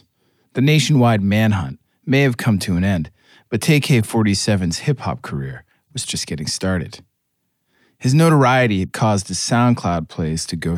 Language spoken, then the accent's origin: English; middle America, Midwest, United States; I was a suburban white American youth in 1989, the year that …'s … made it to my little corner of middle America.